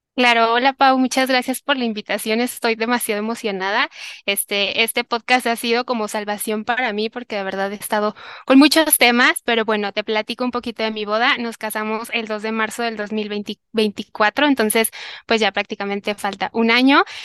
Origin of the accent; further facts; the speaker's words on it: Tepatitlán, Jalisco, Mexico; now in Guadalajara, Mexico; de donde yo soy, que es de Tepatitlán, Jalisco, que es como una hora de aquí